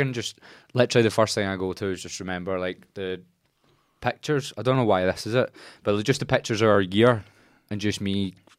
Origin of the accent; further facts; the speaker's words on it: London, United Kingdom; born there; accent: Cockney; I had like a little Cockney accent as well, and I'd walk over and I was born in London.